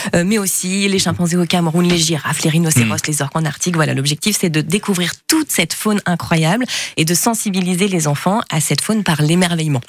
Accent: Marseille, Provence-Alpes-Côte d'Azur, France; Je suis marseillaise

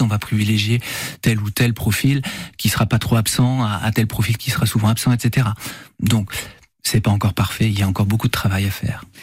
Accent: France; on est français

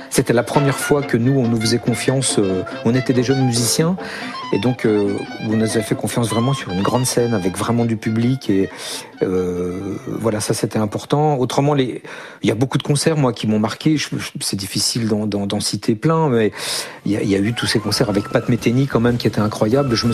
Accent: Couches, Bourgogne-Franche-Comté, France; moi, je suis issu d'un petit village de Bourgogne qui, qui s'appelle Couche, qui a aussi un festival de jazz d'ailleurs, mais qui est un petit festival.

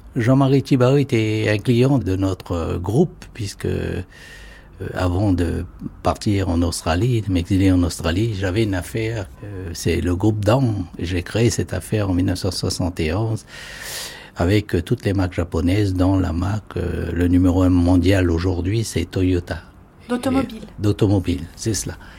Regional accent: Kopéto massif, North Province, New Caledonia; je suis né sur le Cognombo

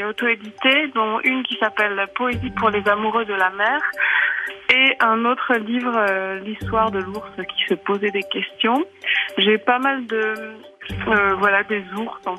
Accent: Cherbourg, Normandy, France; moved away as an adult; now in Switzerland; je suis artiste peintre, je suis d'origine de Cherbourg et je vis en Suisse depuis quelques années.

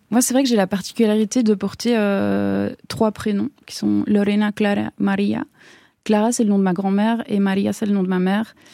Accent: Switzerland; born there; Et moi, je suis née en Suisse, voilà, qui est une une enfance qui est complètement complètement différente.

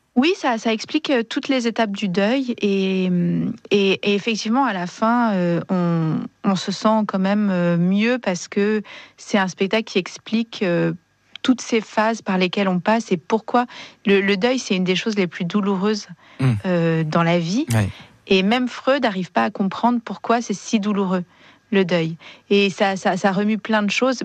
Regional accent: Marseille, Provence-Alpes-Côte d'Azur, France; je suis marseillaise

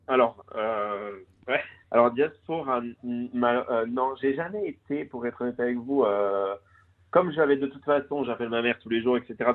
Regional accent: Cervione, Corsica, France; moved away as an adult; also born or lived in Aix-en-Provence / Paris; j'ai grandi en Corse euh, jusqu'à 18 ans. Donc, j'ai été lié au collège à Chervionne

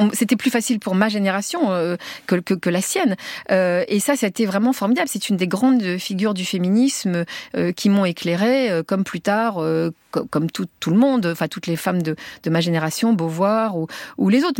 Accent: Tunisia; also born or lived in Paris; now in France; on est les Français de Tunisie

